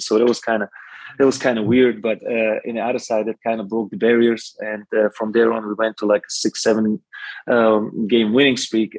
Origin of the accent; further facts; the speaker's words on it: Slovakia; now in Germany; I was born in Czechoslovakia